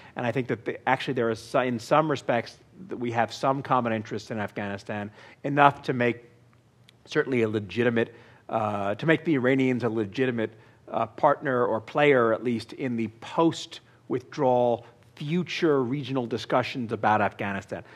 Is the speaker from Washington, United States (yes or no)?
no; New York, United States; my hometown